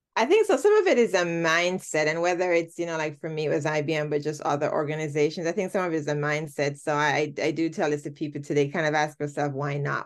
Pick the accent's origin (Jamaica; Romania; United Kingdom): Jamaica; moved away as an adult; I, I am Jamaican. I started my career in Jamaica, did most of my schooling in Jamaica